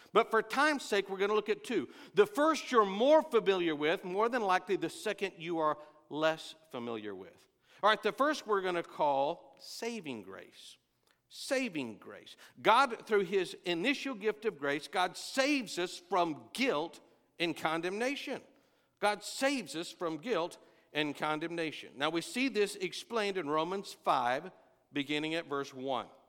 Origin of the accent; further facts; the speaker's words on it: Texas, United States; I'm from Texas